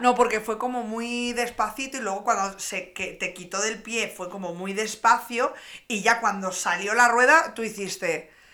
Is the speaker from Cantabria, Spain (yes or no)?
yes; Reinosa, Cantabria, Spain; en mi pueblo, encima en Reynosa